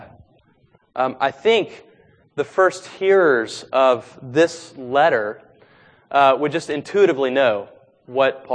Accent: East Coast, United States; I grew up on the East Coast, body surfing in the Atlantic Ocean.

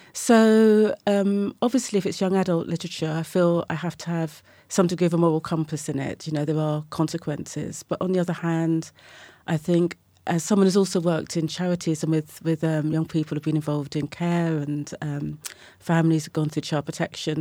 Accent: Brighton, South East England, United Kingdom; moved away as an adult; now in London, United Kingdom; I was born in Brighton and Sussex and kind of came to London in my late twenties

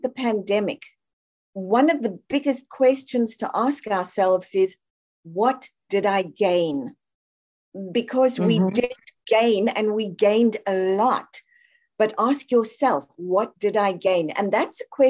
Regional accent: South Africa; I'm from South Africa

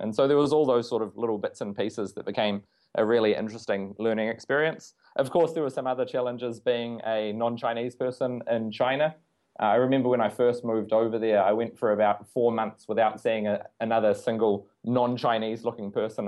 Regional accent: New Zealand; being a New Zealander

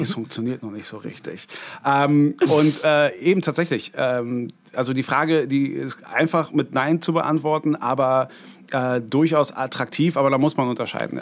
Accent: Berlin, Germany; ich ja gebürtiger Berliner war

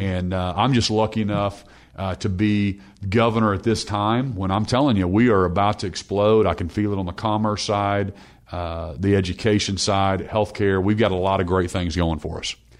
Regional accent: Norman, Oklahoma, United States; I, I grew up in Norman, the son of a, of a pastor

